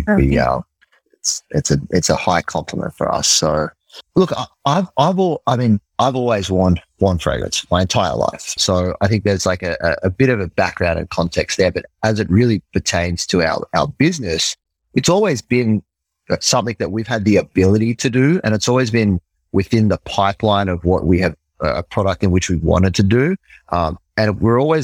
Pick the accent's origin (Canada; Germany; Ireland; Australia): Australia; accent: Australian; moved away as an adult; now in New York, United States; So I'm from Australia. Might be able to hear it in me. In the accent.